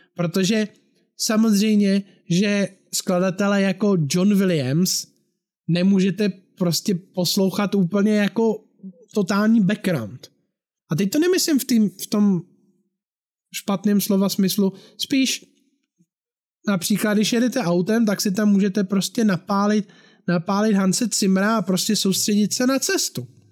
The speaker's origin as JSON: {"language": "Czech", "region": "Bohemia", "country": "Czechia", "said": "u nás v Čechách"}